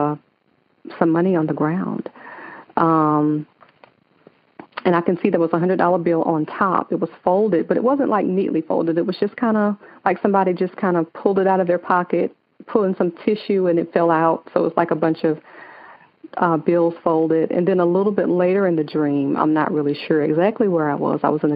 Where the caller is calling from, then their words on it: Atlanta, Georgia, United States; I am calling from Atlanta, Georgia